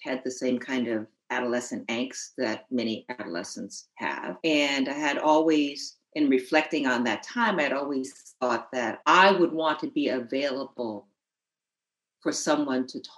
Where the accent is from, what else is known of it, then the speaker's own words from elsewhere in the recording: New Haven, Connecticut, United States; I grew up in New Haven, Connecticut